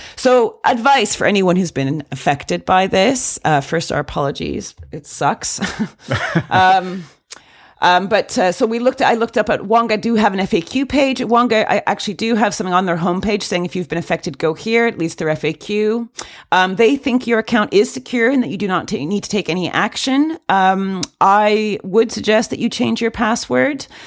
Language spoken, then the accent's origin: English; Canada; I am Canadian